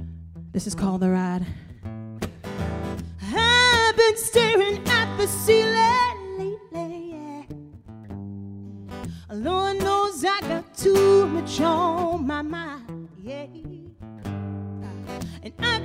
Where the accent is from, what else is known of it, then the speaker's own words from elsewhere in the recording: South Carolina, United States; also born or lived in Atlanta; now in Nashville, United States; I was living in Atlanta before I moved to Nashville 5 years ago. And I'm originally from South Carolina. And only when I say South Carolina does a twang come out.